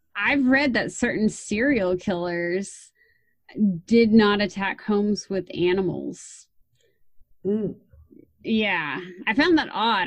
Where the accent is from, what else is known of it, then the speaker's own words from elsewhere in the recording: Texas, United States; being a Texan, my dad took me out shooting